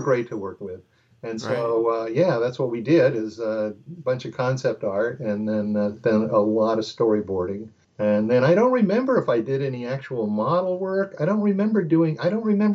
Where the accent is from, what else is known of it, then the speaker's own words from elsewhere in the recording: Southern California, United States; I grew up in Southern California